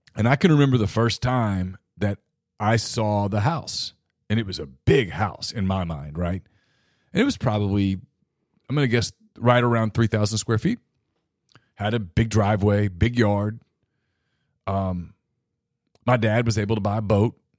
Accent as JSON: {"language": "English", "region": "North Louisiana", "country": "United States", "tie": "born or raised there", "moved": "yes", "said": "I grew up in North Louisiana"}